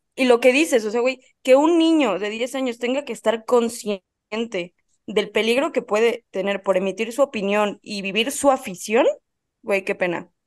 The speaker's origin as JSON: {"language": "Spanish", "country": "Mexico", "said": "como mexicana"}